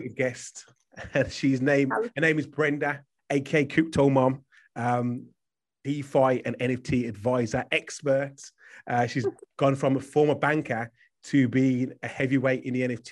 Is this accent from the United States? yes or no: no; Birmingham, West Midlands, United Kingdom; I'm from Birmingham